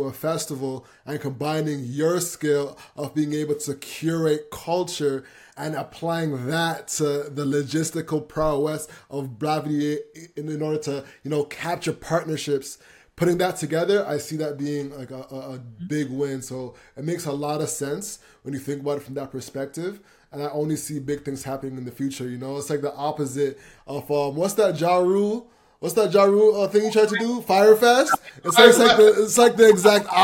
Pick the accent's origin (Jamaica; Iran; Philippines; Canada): Jamaica; I'm Jamaican